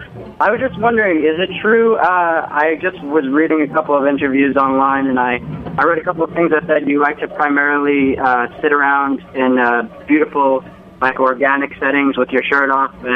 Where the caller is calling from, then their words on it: New Brunswick, New Jersey, United States; I'm calling from New Brunswick, New Jersey.